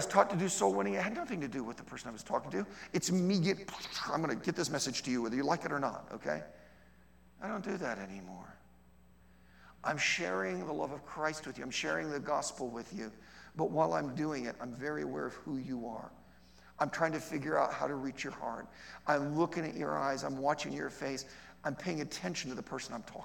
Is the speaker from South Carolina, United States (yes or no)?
no; Ohio, United States; I grew up, okay, I'm from Ohio